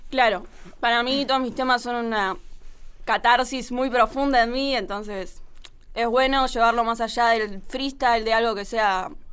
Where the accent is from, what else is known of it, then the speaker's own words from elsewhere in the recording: Buenos Aires Province, Argentina; yo me crié en Gran no me crié en Capital